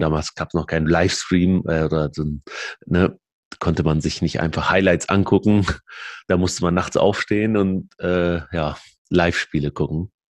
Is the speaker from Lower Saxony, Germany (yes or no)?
yes; Aurich, Lower Saxony, Germany; also born or lived in Lebanon / Barcelona; now in Hamburg, Germany; wir sind dann aufs Land in, in Aurich, das ist an der Nordseeküste